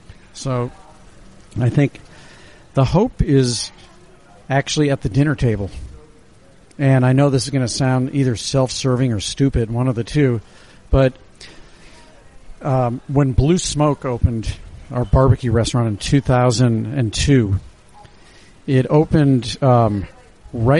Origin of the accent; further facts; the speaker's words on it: St. Louis, Missouri, United States; moved away as an adult; now in New York, United States; growing up in St. Louis